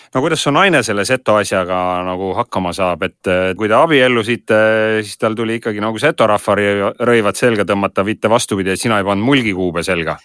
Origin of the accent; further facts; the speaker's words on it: Räpina, Põlva County, Estonia; mina olen Räpinast